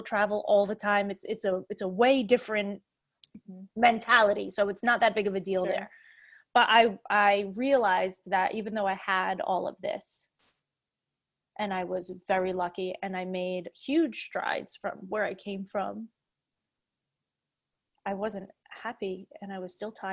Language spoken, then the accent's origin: English; Fall River, Massachusetts, United States; moved away; also born or lived in Prague; I grew up in Fall River